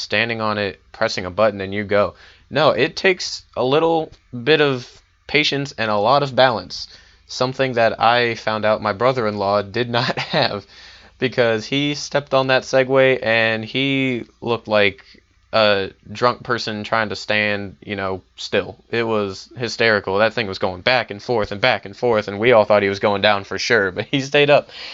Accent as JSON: {"language": "English", "town": "Richmond", "region": "Virginia", "country": "United States", "moved": "as an adult", "said": "I'm from Richmond, Virginia"}